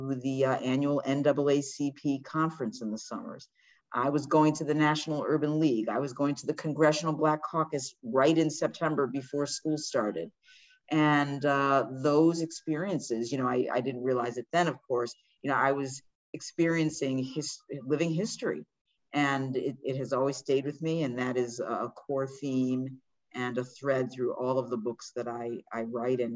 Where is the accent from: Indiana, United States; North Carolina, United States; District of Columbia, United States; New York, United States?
District of Columbia, United States; Washington; I was born in Washington, D.C. a few weeks after Martin Luther King gave his landmark I Have a Dream speech.